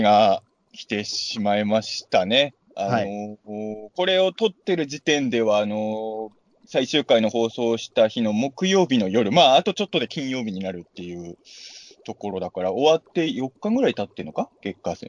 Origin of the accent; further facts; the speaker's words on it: Ibaraki, Japan; まあ、俺は茨城の人間じゃないですか